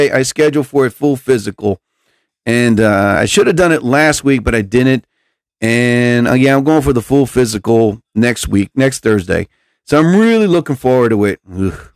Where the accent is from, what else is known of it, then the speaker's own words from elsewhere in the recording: New Jersey, United States; I'm from New Jersey